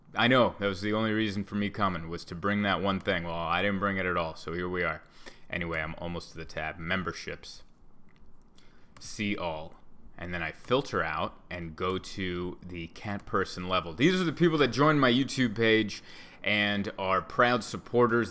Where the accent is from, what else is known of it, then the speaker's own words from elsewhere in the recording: United States; I bleed red, white, and blue. I'm as American as apple pie.